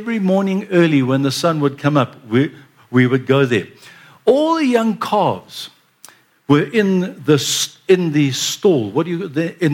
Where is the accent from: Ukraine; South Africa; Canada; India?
South Africa; Durban, KwaZulu-Natal; I was born in Durban, and I'm a banana boy